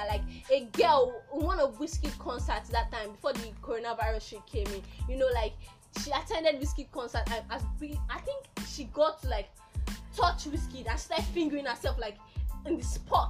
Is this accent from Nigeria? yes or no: yes; Oju, Benue, Nigeria; I'm from Oju, I like that.